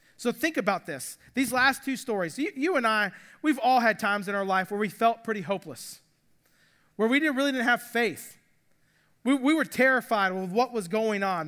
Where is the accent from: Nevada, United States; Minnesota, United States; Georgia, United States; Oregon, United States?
Georgia, United States; Atlanta; I grew up in Atlanta